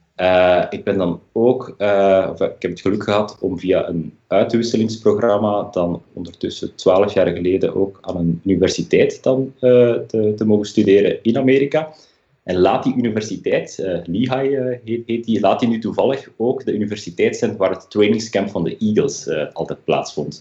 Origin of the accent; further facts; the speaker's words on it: Leuven, Flanders, Belgium; moved away as an adult; now in Berlin, Germany; mijn roots liggen uiteraard wel in België eh, aan het accent eh, te horen, specifiek in Leuven dan. Maar ik ben inmiddels een jaar of tien uitgezwermd naar Duitsland, naar Berlijn.